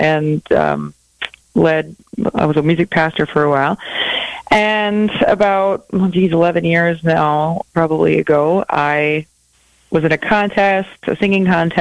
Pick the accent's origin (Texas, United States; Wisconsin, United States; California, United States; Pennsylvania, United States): Wisconsin, United States; moved away as an adult; also born or lived in Minneapolis, Minnesota; I grew up in Wisconsin in a small town, and I moved to Minneapolis and lived there for almost 20 years